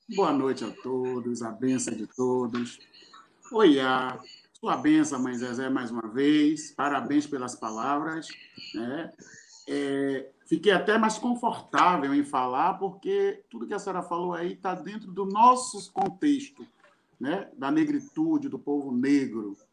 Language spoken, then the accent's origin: Portuguese; Salvador, Bahia, Brazil; sou de Salvador, Bahia